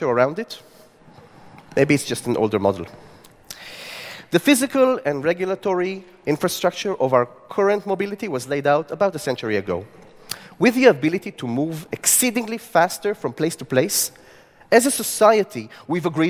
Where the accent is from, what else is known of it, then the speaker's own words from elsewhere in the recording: Tel Aviv, Tel Aviv District, Israel; my city, Tel Aviv, my hometown